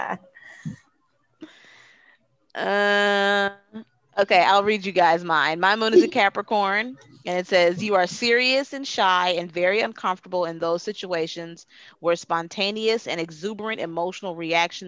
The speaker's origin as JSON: {"language": "English", "town": "Torrance", "region": "California", "country": "United States", "tie": "born or raised there", "said": "I was born in Torrance"}